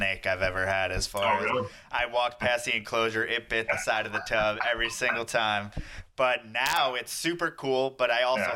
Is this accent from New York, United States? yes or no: yes; New York, United States; now in Texas, United States; I'm from New York. I live in Texas now